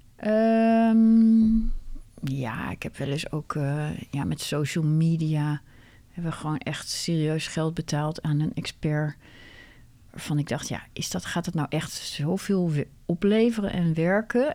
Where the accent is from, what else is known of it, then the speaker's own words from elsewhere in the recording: Netherlands; wij zijn gewoon heel direct als Nederlanders